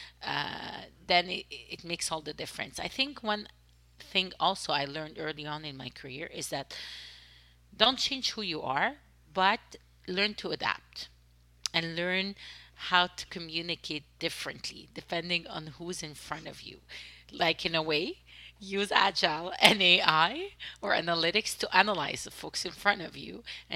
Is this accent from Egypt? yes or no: yes; Egypt; accent: French accent; English is a second language; moved away; also born or lived in Canada; I'm Egyptian. Born and raised in Egypt and grew up in Canada, right? So I have an accent.